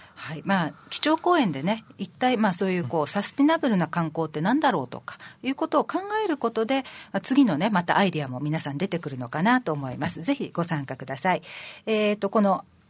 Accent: Naha, Okinawa, Japan; 住んでね、もう長いですけど、まあ、生まれ育ってね、ここで長いですけど

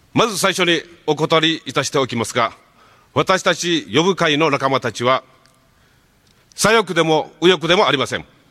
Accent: Okinawa, Japan; 沖縄に生まれ育った私

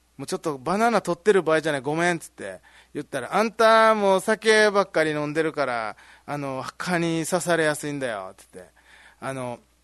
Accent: Ginoza, Okinawa, Japan; moved away as an adult; 僕宜野座出身なんで

